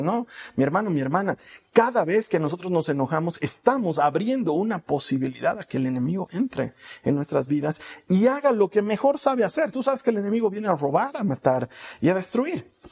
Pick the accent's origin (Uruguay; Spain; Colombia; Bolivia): Bolivia; aquí en mi país, no sé si en otros países se dice igual, aquí en Bolivia decimos